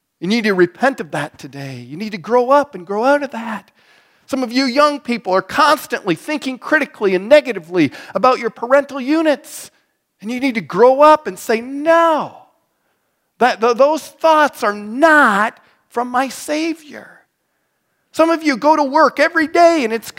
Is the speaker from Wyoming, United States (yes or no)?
yes; Wyoming, United States; also born or lived in Mitchell, Nebraska; now in North Platte, United States; I'm from Wyoming. That's what they did back when I was from Wyoming.